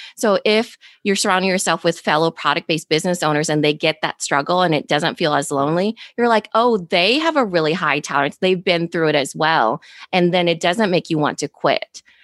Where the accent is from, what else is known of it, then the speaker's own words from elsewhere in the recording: Iowa, United States; accent: valley girl; I'm from Iowa